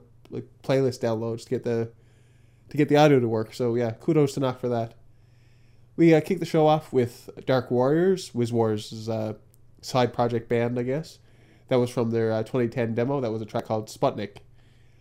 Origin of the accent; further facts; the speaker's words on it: Canada; my parents' hometown or my hometown